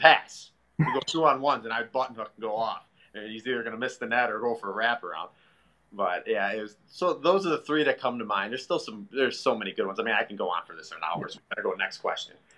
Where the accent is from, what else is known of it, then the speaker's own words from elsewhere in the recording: Chicago, Illinois, United States; I'm from Chicago. I grew up playing hockey my whole life